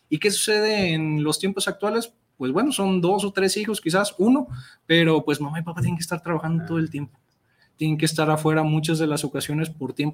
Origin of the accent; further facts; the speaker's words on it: Mexico; la realidad es que los recursos que tenemos como sociedad mexicana, pues en muchas ocasiones eh, pues nos faltan